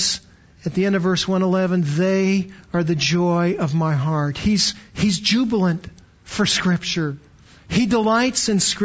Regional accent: Canada; now in Texas, United States; I was born in Canada, got to Texas as fast as I could, but born in Canada

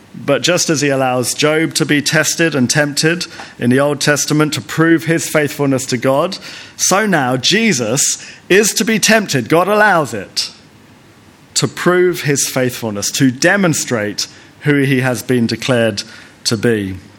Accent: United Kingdom; also born or lived in Lesotho; being British

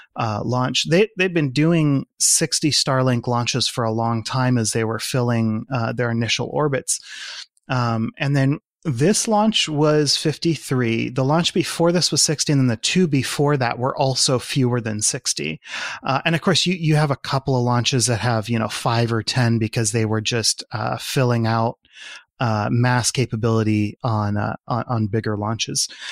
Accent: California, United States; as a Californian

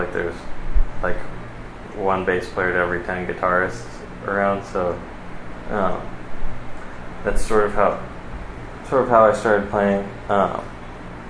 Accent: Costa Mesa, California, United States; I'm from the Costa Mesa, Orange County area, kind of born and raised

